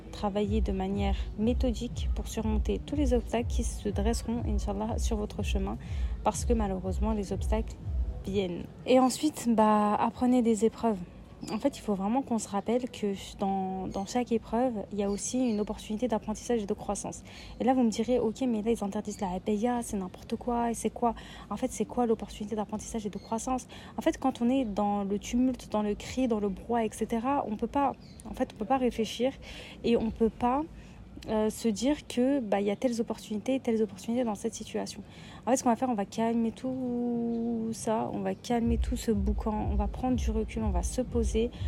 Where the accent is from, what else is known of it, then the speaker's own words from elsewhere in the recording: Lyon, Auvergne-Rhône-Alpes, France; moi je viens de Lyon